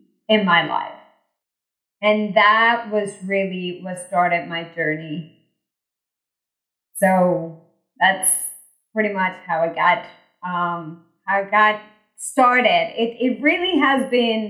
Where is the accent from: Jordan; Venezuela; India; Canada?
Venezuela; now in United States; I was born in Venezuela, migrated to the US, went to engineering school here